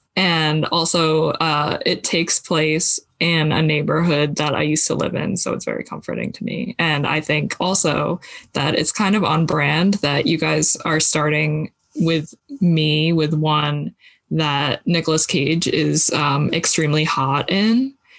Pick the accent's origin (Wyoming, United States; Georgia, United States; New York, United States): New York, United States; I'm also from New York, so I get to hear Italian New Yorkers all the time.